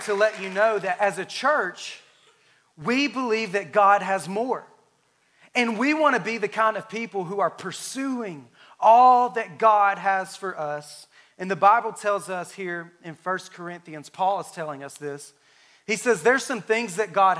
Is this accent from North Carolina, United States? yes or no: no; Alabama, United States; moved away; I'm from Alabama